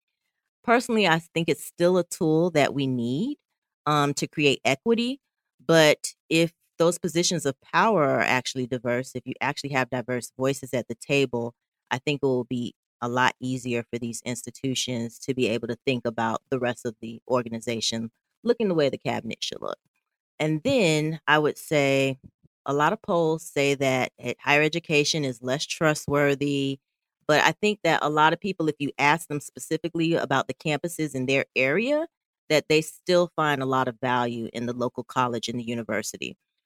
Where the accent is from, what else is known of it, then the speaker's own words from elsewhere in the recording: Southeast, United States; oh, they're from the Midwest and I'm from Southeast.